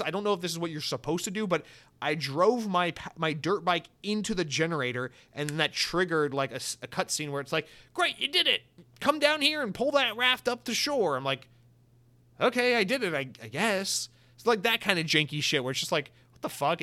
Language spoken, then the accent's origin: English; United States; I'm an American